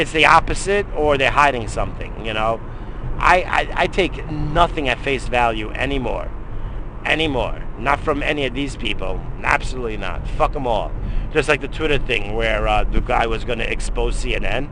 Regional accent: United States; As an American citizen

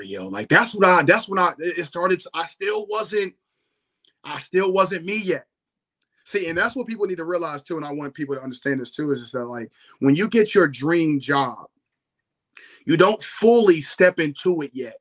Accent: Philadelphia, Pennsylvania, United States; I was from Philadelphia

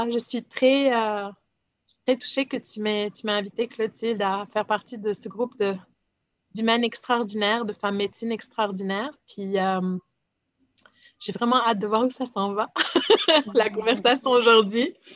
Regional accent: Lebanon; moi je suis libanaise, puis euh, j'ai vécu de partout dans le monde

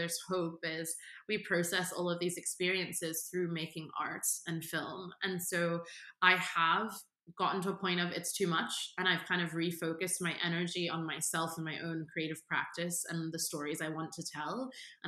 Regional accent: Washington, District of Columbia, United States; moved away; growing up in Washington, D.C., which is such a politicized city

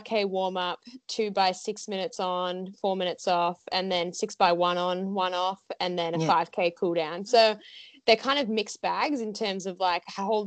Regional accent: Australia; as an Aussie athlete

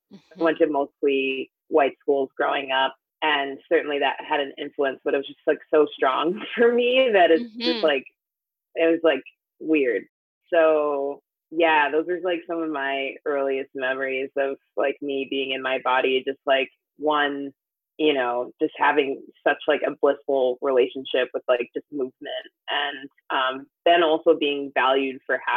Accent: Jamaica; And I'm Jamaican too, so people are like, oh, you're fast, like you're athletic

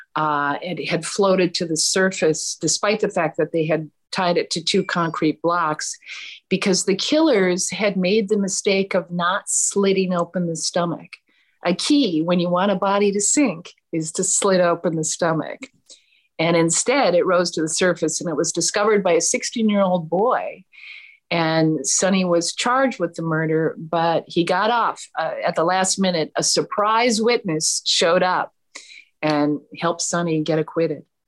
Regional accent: Minnesota, United States; I grew up in Minnesota

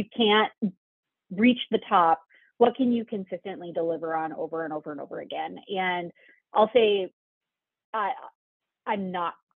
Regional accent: Dickinson, North Dakota, United States; now in Horace, United States; I grew up in Western North Dakota

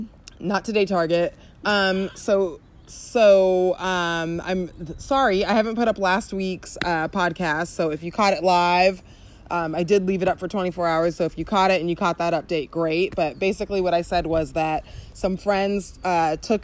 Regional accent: Southern California, United States; we talk like this because we're from Southern California.

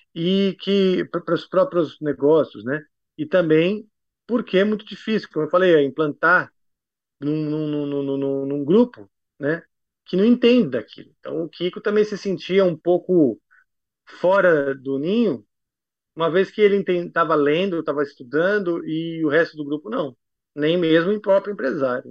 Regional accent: Brazil; moved away; also born or lived in United States; me remetia à minha terra. Voltando para o Brasil

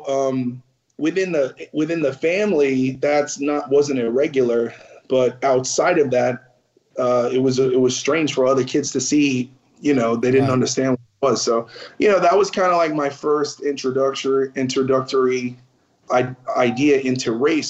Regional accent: New York City, New York, United States; I was born in Greenpoint Hospital, which is no longer there

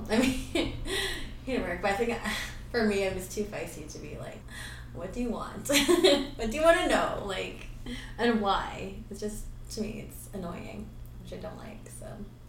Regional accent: Philippines; he loves getting dance from us, because I think it's because we're Filipino.

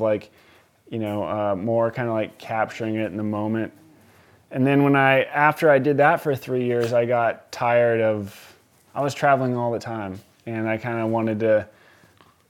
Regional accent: Columbia River Gorge, Oregon, United States; moved away as an adult; also born or lived in New York; I grew up out here in the Columbia River Gorge, snowboarding and skateboarding

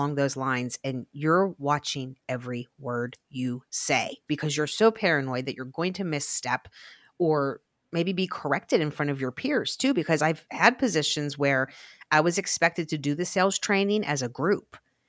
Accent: Glassport, Pennsylvania, United States; I always say that I was born in Glassport.

